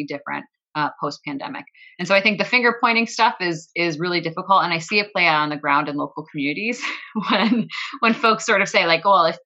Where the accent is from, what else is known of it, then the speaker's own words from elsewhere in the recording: Buffalo, New York, United States; I grew up in Buffalo.